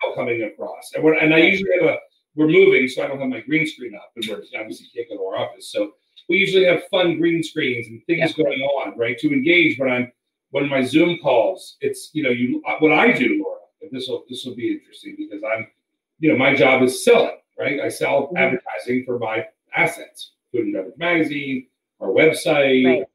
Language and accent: English; Potomac, Maryland, United States; moved away as an adult; also born or lived in Boston / Washington, D.C.; now in Las Vegas, United States; I grew up in Potomac